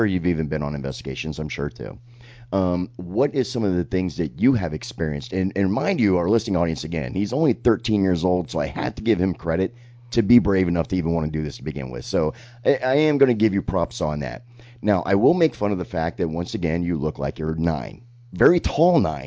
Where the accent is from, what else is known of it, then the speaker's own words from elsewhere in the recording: Sarasota, Florida, United States; Sarasota's my hometown, born and raised, multiple generations